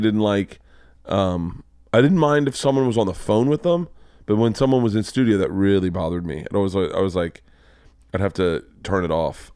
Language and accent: English; Florida, United States; growing up in Florida